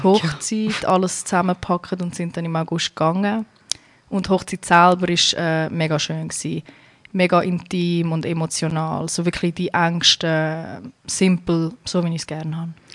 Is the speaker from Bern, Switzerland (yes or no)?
no; Zurich, Switzerland; moved away as an adult; now in United States; Ursprünglich komme ja. ich von Kroatien, bin aber in der Schweiz geboren und aufgewachsen.